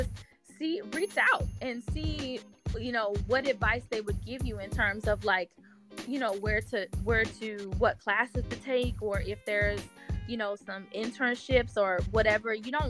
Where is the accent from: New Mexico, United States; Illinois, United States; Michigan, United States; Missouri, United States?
Missouri, United States; St. Louis; And I'm from St. Louis.